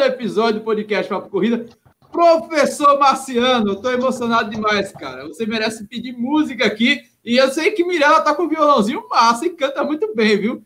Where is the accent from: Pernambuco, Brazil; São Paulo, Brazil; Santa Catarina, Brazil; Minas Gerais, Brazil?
Minas Gerais, Brazil; now in Rio de Janeiro, Brazil; cruzeirense que sou, mineiro, sou mineiro